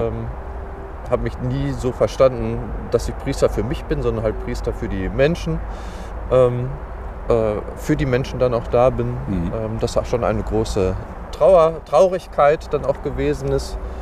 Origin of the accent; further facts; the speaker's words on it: Dortmund, North Rhine-Westphalia, Germany; moved away as an adult; now in Gladbeck, Germany; ich bin äh, 41 Jahre alt, gebürtiger Dortmunder